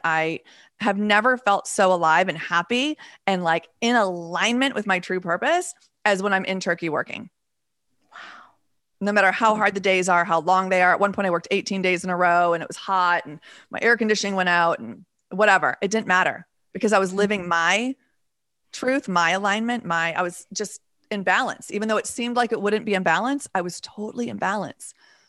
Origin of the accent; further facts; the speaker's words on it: Texas, United States; I've never met anybody from Idaho, which is not, that's kind of unusual considering I'm also partially from Texas.